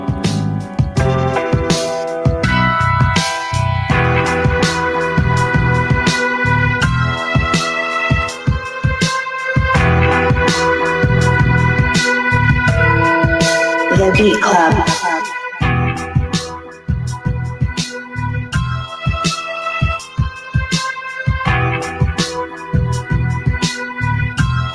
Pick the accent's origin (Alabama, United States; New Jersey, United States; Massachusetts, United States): Massachusetts, United States; Boston; I'm from Mattapan